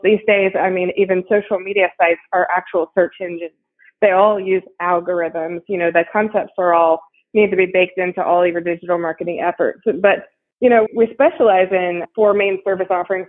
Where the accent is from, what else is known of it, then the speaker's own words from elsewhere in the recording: Ohio, United States; moved away as an adult; also born or lived in Texas; now in Houston, United States; I actually grew up in Ohio, and I made it down here to to Texas as quick as I could, and I have been here for about twelve years